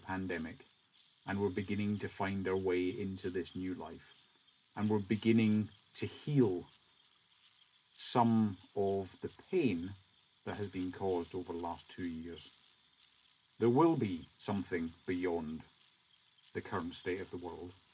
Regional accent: Scotland, United Kingdom; as a Scotsman

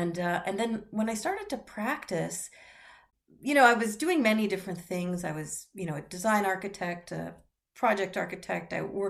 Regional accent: Montreal, Quebec, Canada; I grew up in a household where my father and stepmother were pretty deep environmentalists when I was growing up in Montreal, Canada.

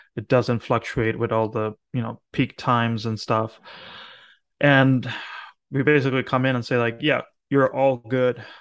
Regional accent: Argentina; now in Philadelphia, United States; I'm from Argentina

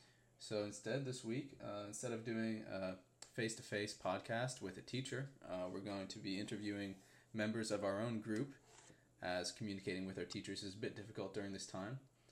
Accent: Madison, United States; born or raised there

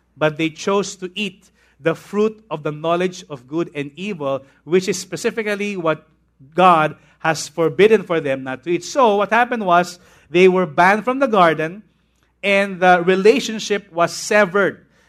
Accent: Tondo, Parañaque, Metro Manila, Philippines; When I was a young boy, when I was in Tondo, I used to go to Immaculate Conception Academy of Manila. And then we moved here in Paranaque, and I went to a school inside B F Homes called Manresa School.

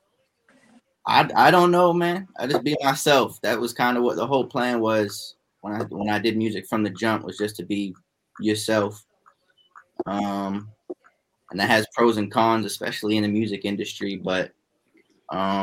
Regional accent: Massachusetts, United States; also born or lived in Salem, Massachusetts; I'm originally from Mass. I was born in Salem Hospital, and then. When I was younger, I was living in like Lynn, Danvers, Peabody, so North Shore

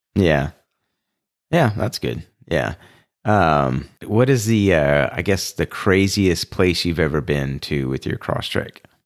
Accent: Houston, Texas, United States; I grew up in Houston, which is completely flat

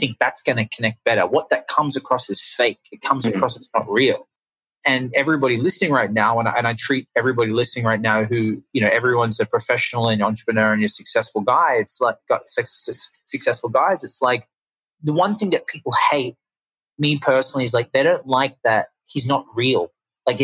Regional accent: Australia; accent: Australian; now in Los Angeles, United States; I'm from Australia. That's the accent. If anyone's curious, it's not London. It's not New Zealand. It's Australian.

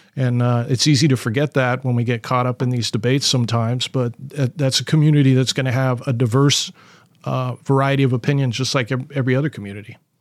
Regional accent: California, United States; now in Portland, United States; I grew up in California in the seventies

